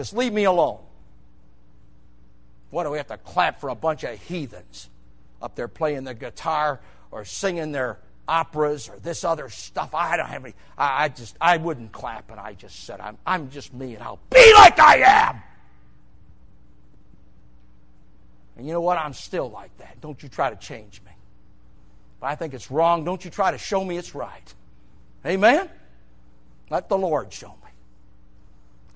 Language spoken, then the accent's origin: English; New York, United States; moved away; I grew up in New York.